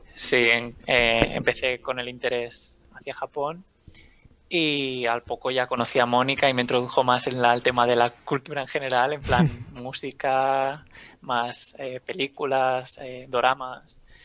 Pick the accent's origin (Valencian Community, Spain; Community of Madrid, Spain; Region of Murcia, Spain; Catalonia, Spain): Catalonia, Spain; L'Hospitalet de Llobregat; now in Barcelona, Spain; soy de Barcelona. Eh, bueno, de, Hospitalet, pero ahora mismo vivo en Barcelona